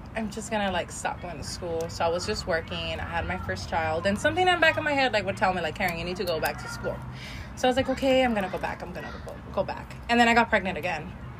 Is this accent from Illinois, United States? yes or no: no; El Monte, California, United States; In El Monte.